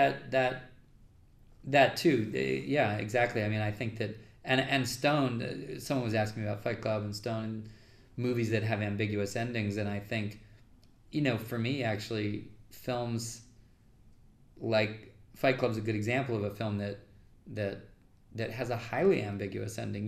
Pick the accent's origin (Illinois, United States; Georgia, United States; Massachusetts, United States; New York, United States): New York, United States; I'm a New Yorker. I don't really love being in LA all that much